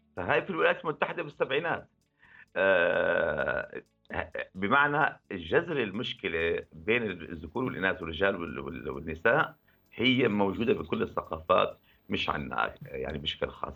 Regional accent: Syria; نحن بالشتات موجودين كسوريين

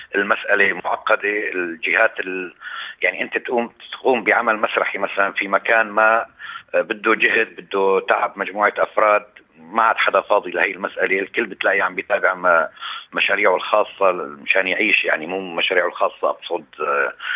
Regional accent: Aleppo, Aleppo Governorate, Syria; moved away as an adult; عندنا بحلب

